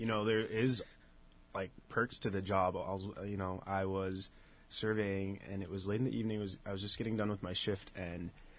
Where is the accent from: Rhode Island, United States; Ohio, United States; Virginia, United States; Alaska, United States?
Alaska, United States; Bethel; I grew up in Bethel all my life